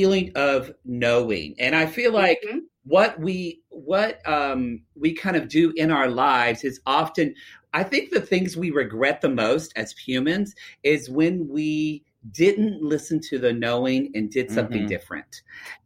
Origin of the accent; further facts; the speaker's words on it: Southern Oklahoma, United States; Southern Oklahoma.